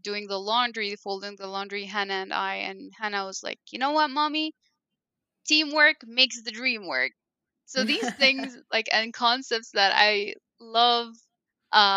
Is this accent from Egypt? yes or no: yes; Cairo, Cairo Governorate, Egypt; first language Arabic (Egyptian Arabic); English is a second language; moved away as an adult; now in Columbus, United States; I was born and raised in Egypt, which is a Middle Eastern country, and they talk Arabic, but it's an Egyptian